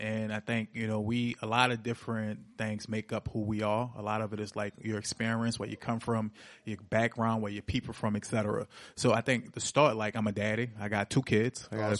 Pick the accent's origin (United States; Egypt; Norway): United States; New Orleans, Louisiana; I'm originally from Uptown, even though I'm running in 7 Ward, 8 Ward, 9 Ward, until I grew up in the Calio, bro.